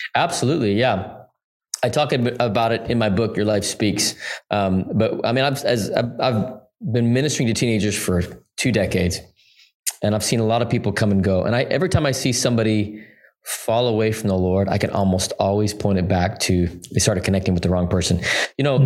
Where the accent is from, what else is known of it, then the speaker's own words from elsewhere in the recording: Salt Lake City, Utah, United States; I was born and raised in Salt Lake City, Utah